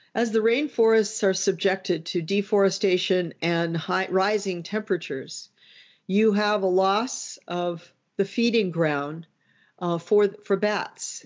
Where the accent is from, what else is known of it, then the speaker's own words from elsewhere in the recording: United States; as an American